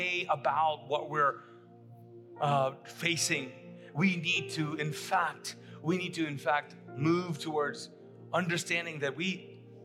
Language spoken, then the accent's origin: English; Kuwait; moved away as an adult; now in Charlotte, United States; I grew up in the Middle East, in Kuwait, came here when I was 19